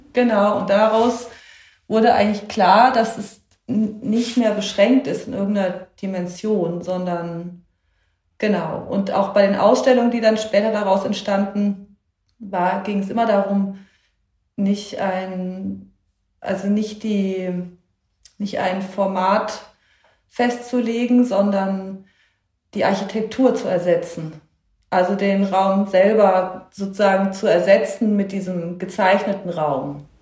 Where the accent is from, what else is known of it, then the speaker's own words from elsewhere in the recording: Darmstadt, Hesse, Germany; habe das bis zum Abitur auch dort gemacht, also an der Akademie für Tonkunst in Darmstadt, parallel zum Gymnasium